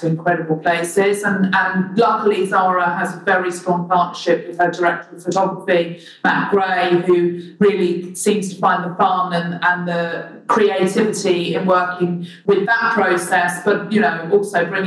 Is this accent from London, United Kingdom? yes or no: yes; London, United Kingdom; as a Londoner born and bred here